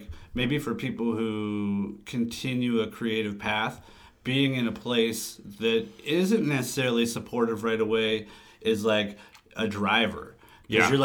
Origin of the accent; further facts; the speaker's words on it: El Cajon, California, United States; I grew up in the East County part of San Diego, El Cajon